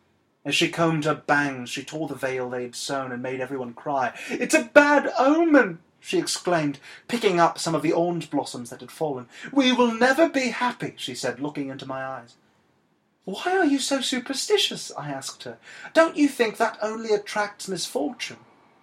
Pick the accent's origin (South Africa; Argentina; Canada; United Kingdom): Argentina; accent: Argentinian; I can't really do it, so I'm going to speak in my native Argentinian accent.